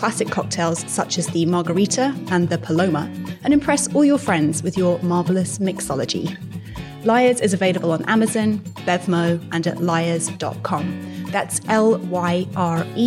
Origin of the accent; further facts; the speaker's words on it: London, United Kingdom; I grew up in London, which is a very kind of big sprawling city